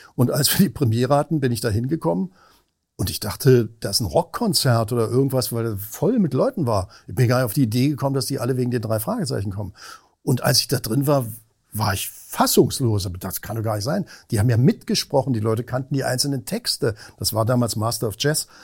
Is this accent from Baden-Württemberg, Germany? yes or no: no; Berlin, Germany; moved away as an adult; also born or lived in Weimar / Vienna / Cologne; now in Hamburg, Germany; ich eigentlich Berliner bin. Also in Berlin groß geworden, geboren bin ich ja in Weimar.